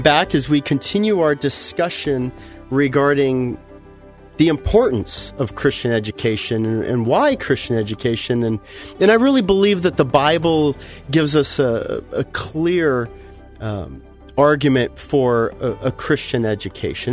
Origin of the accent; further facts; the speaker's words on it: Los Angeles, California, United States; I'm from Los Angeles, you know, the cement jungle